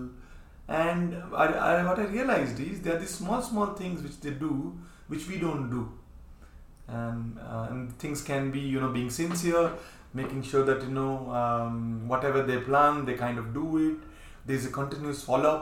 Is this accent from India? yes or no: yes; India; we Indians